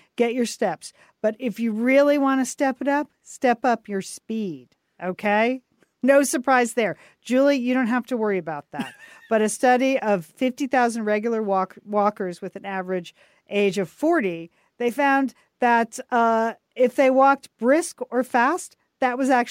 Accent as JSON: {"language": "English", "region": "Midwest", "country": "United States", "said": "Well, I'm from the Midwest."}